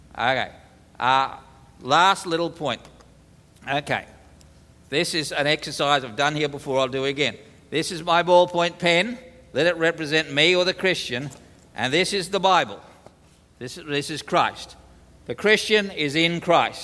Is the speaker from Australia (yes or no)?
yes; Australia; as an Australian, we're pretty good at sarcasm